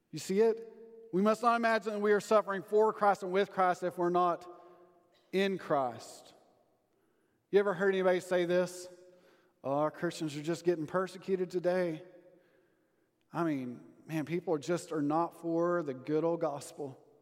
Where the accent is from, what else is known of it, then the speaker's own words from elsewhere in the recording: Sundown, Texas, United States; moved away; all my old classmates that still live in my hometown of Sundown.